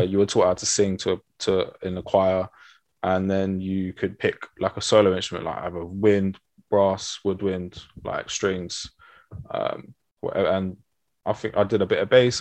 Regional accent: London, United Kingdom; I was born in North London in uh, Camden

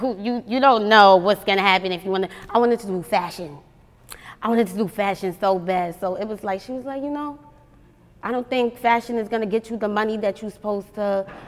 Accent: New York City, New York, United States; moved away as an adult; now in Atlanta, United States; I'm from Staten Island.

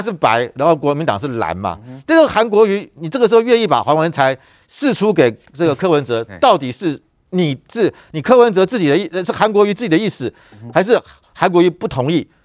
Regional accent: Taiwan; 我们台湾人知，听到是国家认证

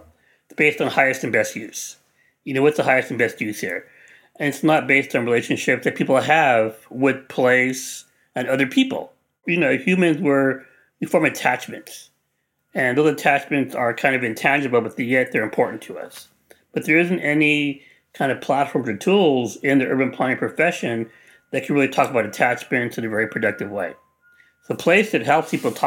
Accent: Los Angeles, California, United States; I grew up in East Los Angeles

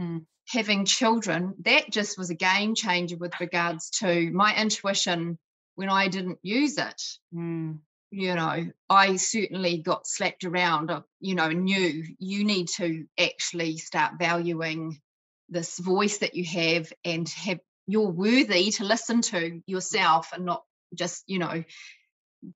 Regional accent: Scotland, United Kingdom; I was born in Scotland.

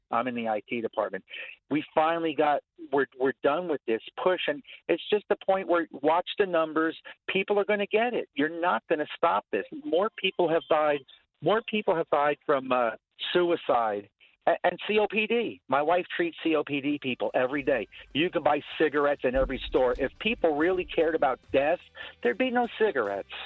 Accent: New Jersey, United States; now in Orlando, United States; I'm from New Jersey

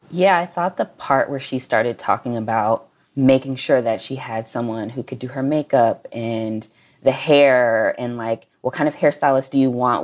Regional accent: Dallas, Texas, United States; we are both from Dallas

